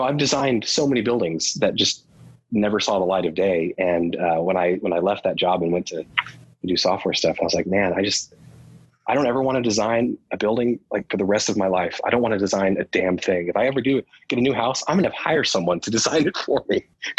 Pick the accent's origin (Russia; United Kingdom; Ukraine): United Kingdom; England; And when I was a kid growing up in England, you know, we were on the Air Force base and I had just learned how to read.